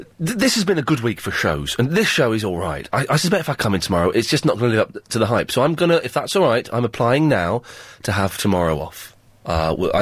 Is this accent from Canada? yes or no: no; Slough, South East England, United Kingdom; I'm from Slough